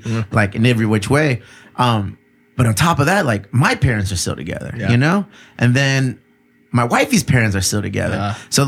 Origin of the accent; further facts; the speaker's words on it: Bonita, California, United States; I grew up in Bonita